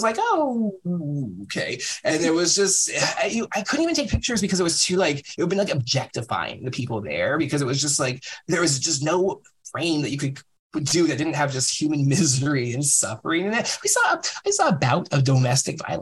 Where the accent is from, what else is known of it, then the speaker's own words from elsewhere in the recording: San Francisco, California, United States; I'm from San Francisco